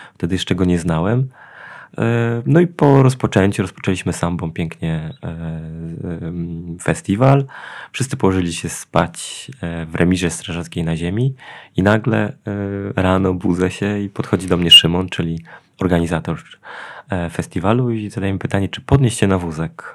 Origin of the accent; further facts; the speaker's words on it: Janowiec Wielkopolski, Kuyavian-Pomeranian Voivodeship, Poland; also born or lived in Poznań; w Janowcu, czyli tam, gdzie, gdzie mieszkam, gdzie jest moje rodzinne miasto